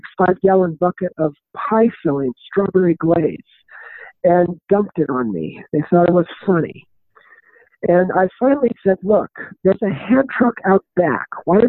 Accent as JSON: {"language": "English", "town": "Los Angeles", "region": "California", "country": "United States", "tie": "born or raised there", "also_born_or_lived": "Arizona / Las Vegas, Nevada", "moved": "as an adult", "said": "I grew up in Los Angeles, California"}